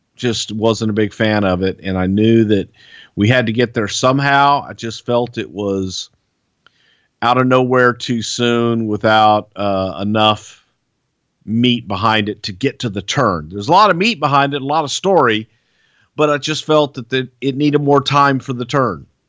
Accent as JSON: {"language": "English", "town": "Houston", "region": "Texas", "country": "United States", "tie": "born or raised there", "said": "it was in my hometown"}